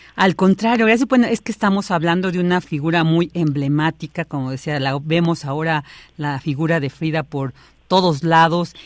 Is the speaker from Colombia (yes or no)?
no; Mexico; como mexicanas y como mexicanos